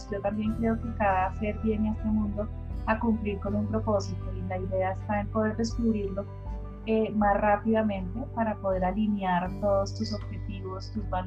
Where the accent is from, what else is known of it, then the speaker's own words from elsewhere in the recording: Bogotá, Bogotá Capital District, Colombia; eh, soy de Bogotá, Colombia, siempre he vivido acá.